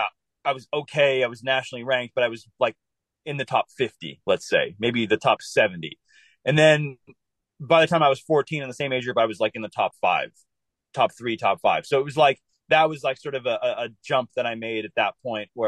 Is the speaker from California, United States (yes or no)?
yes; California, United States; also born or lived in Denver, Colorado; I was born in Colorado, lived there for a month. My dad got a job out here, actually in the Northern California area. So lived here for 5 years